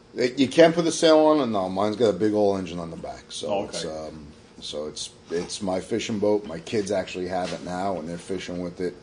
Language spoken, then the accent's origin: English; New York City, New York, United States; moved away; I'm from Staten Island originally